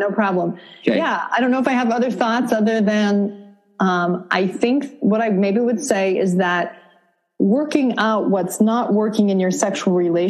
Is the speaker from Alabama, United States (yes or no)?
no; Vermont, United States; I grew up in Vermont.